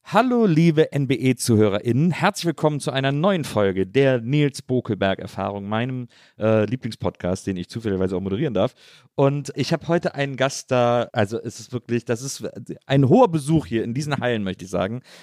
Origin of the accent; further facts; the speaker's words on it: Wesseling, North Rhine-Westphalia, Germany; aus Wesseling, zwischen Köln und Bonn